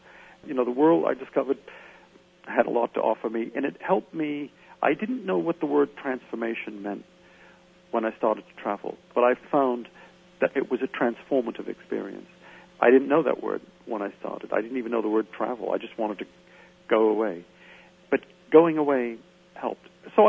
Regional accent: Medford, Massachusetts, United States; moved away; I never found where I grew up very interesting. I was born in Medford, Massachusetts, and I wanted to leave.

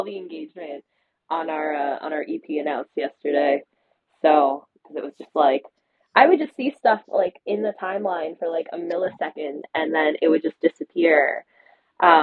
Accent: New Jersey, United States; it's definitely the New Jersey in me

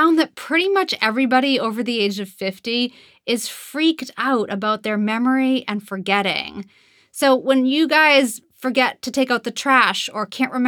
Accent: Boston, Massachusetts, United States; accent: Boston; I'm originally from Boston and had a Boston accent for most of my young life.

